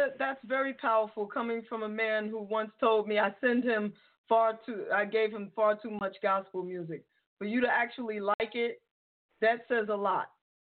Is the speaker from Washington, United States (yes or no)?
no; New York City, New York, United States; moved away; I'm a New Yorker. I mean, well, I don't live in New York now, but I'm from the Bronx.